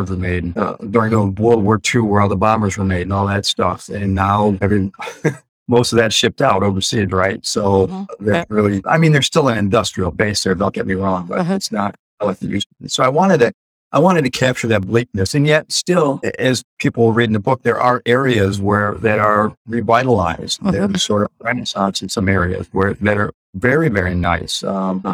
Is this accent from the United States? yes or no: yes; Detroit, Michigan, United States; I grew up in Detroit, so I know the city very, very well